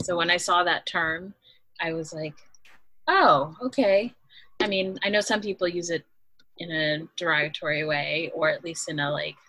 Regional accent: United States; born or raised there

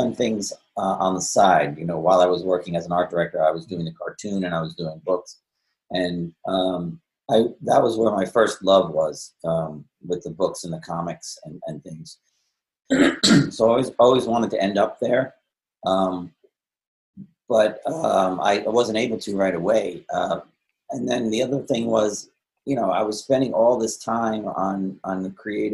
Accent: Holmdel, New Jersey, United States; moved away as an adult; also born or lived in Manhattan, New York; now in Aberdeen, United States; I was born in Jersey City, but then shortly after that, we moved to Homedale

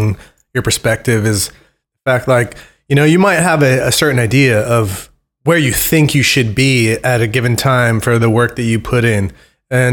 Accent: Bay Area, California, United States; growing up in California

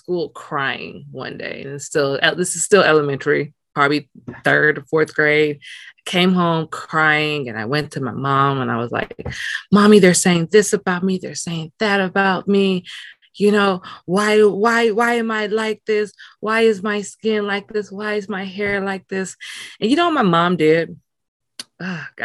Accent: Los Angeles, California, United States; moved away as an adult; also born or lived in Nigeria / Atlanta; growing up in South Central, but me being bused out to school in West

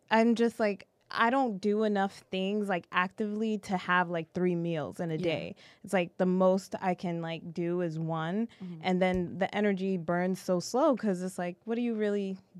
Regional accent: Boston, Massachusetts, United States; moved away as an adult; now in Los Angeles, United States; I'm a Bostonian, so it's going to stay that way.

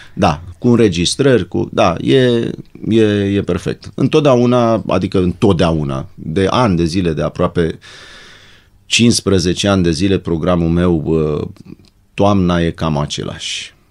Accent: Bucharest, Romania; ne-au repartizat la un apartamentel cu două camere de 50 de metri pătrați în zona Dorobanți

